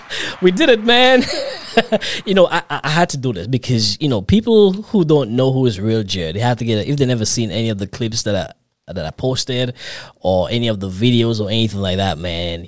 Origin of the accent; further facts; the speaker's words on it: Grenada; also born or lived in New York; I'm from the Caribbean too. I'm Grenadian actually